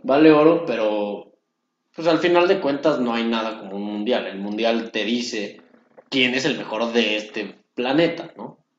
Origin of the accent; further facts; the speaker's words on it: Mexico; nosotros como mexicanos